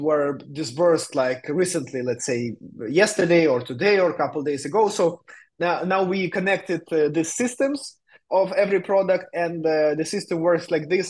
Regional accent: Ukraine; moved away as an adult; also born or lived in Vietnam; now in Barcelona, Spain; I'm from Ukraine. Now I'm based in Spain, in Barcelona

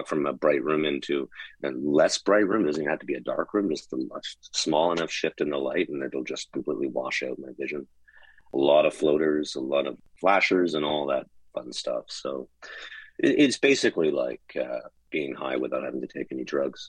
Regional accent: Calgary, Alberta, Canada; I was born and raised in Calgary, Alberta

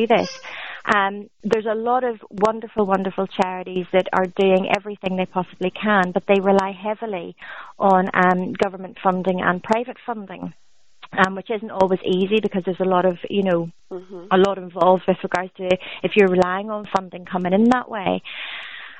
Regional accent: Ireland; moved away as an adult; I'm an Irish diaspora. I left my homeland about 13 years ago, but obviously that's where my entire family still is

